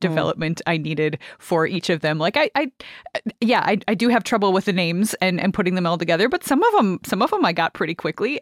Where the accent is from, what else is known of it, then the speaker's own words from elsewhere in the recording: Canada; as a Canadian